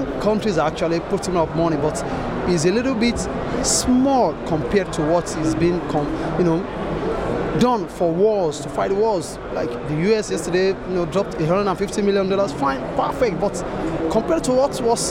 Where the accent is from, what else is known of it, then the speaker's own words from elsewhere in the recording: Nigeria; I'm a Nigerian broadcast journalist.